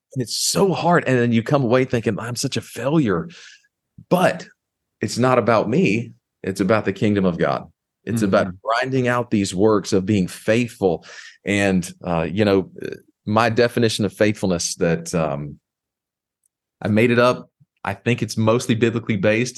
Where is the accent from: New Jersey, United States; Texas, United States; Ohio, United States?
Texas, United States; Houston; moved away as an adult; I grew up in Houston, Texas